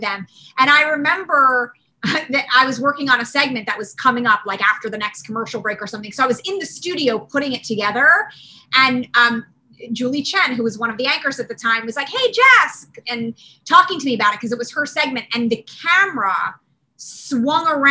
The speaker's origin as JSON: {"language": "English", "town": "Cherry Hill", "region": "New Jersey", "country": "United States", "tie": "born or raised there", "said": "I grew up outside of Philadelphia in South Jersey in a town called Cherry Hill."}